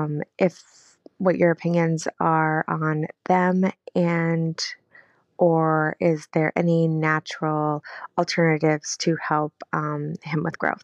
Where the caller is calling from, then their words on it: Iowa, United States; I'm from Iowa.